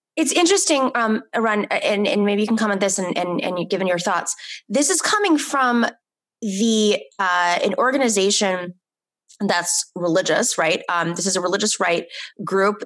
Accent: New York City, New York, United States; personally felt as a New Yorker

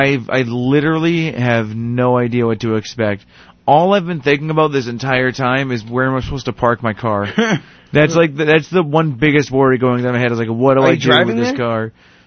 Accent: Boston, Massachusetts, United States; I'm from Boston. I'm just visiting.

